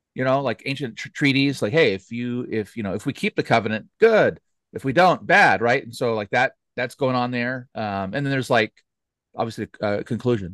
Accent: United States; as Americans, especially, you know, speaking as American

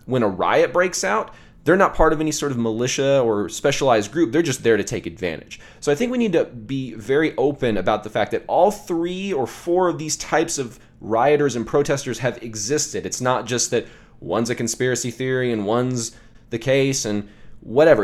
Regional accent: the South, United States; I grew up in the South

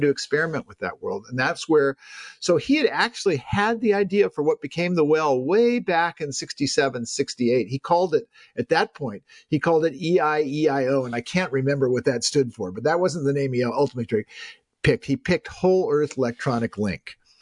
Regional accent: Palo Alto, California, United States; I'm someone who grew up in Silicon Valley

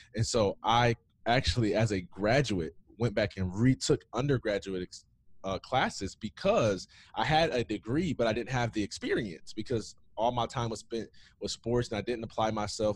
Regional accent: Jackson, Michigan, United States; nobody knows Jackson, Michigan. About an hour and a half west of Detroit. I grew up there in the streets.

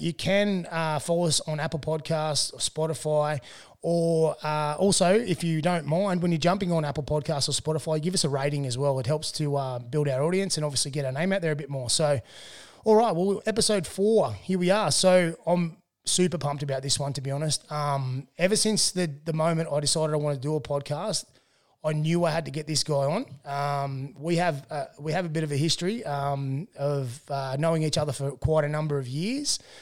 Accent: Tumut, New South Wales, Australia; I grew up in Tumut

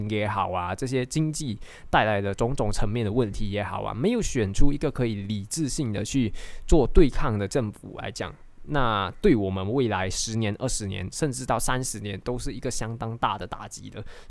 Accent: Malaysia; 我们都知道，身为马来西亚人，接下来可能会有啊好几个政治动荡

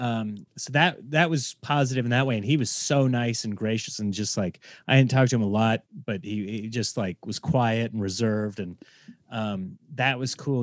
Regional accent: Nebraska, United States; now in Los Angeles, United States; I grew up in Nebraska

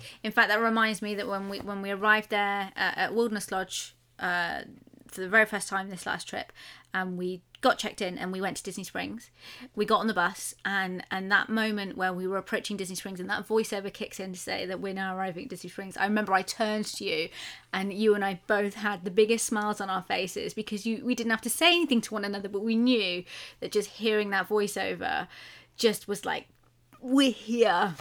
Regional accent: United Kingdom; we're British.

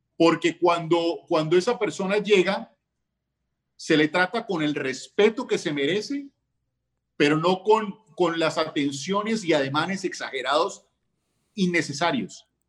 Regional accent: Colombia; somos colombianos

